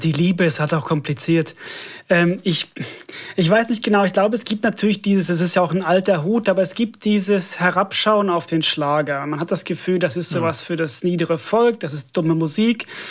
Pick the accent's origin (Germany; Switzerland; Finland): Finland; German is a second language; moved away; ich komme ja aus Finnland